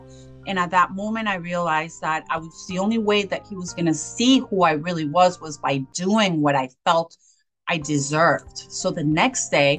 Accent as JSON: {"language": "English", "town": "Cali", "region": "Valle del Cauca", "country": "Colombia", "tie": "born or raised there", "said": "I was born in Cali, Colombia, and I was born to a very traditional Latin family"}